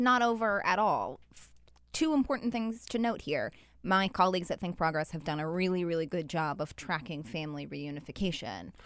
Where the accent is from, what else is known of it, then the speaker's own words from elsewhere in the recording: Utah, United States; moved away; I'm from Utah